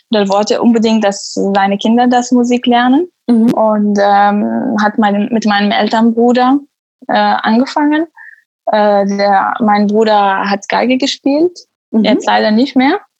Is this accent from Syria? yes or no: yes; Syria; German is a second language; moved away as an adult; also born or lived in Damascus; now in Germany; Ich komme aus Syrien und äh, lebe in Deutschland seit fast fünf Jahren. Äh, in, ich bin 29 Jahre alt. Mhm. Ich habe in Syrien äh, Medizintechnik studiert und abgeschlossen.